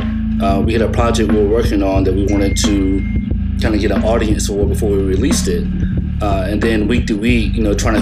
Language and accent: English; Charlotte, North Carolina, United States; I'm from Charlotte, North Carolina